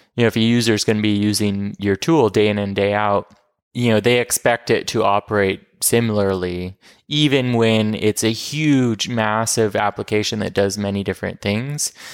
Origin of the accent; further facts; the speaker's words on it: Portland, Oregon, United States; also born or lived in New York; I'm from Portland, Oregon.